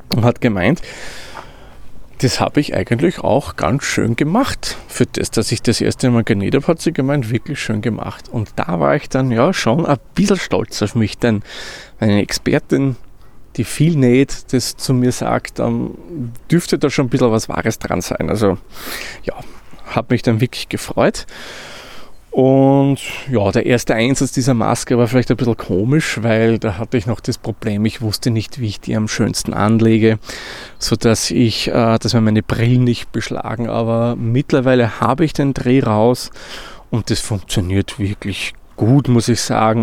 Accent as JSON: {"language": "German", "country": "Austria", "said": "wie man bei uns in Österreich sagt"}